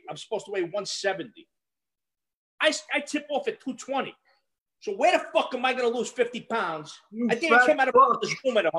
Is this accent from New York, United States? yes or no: yes; New York City, New York, United States; accent: Brooklyn Italian; moved away as an adult; now in Fort Myers, United States; I'm Italian from Brooklyn.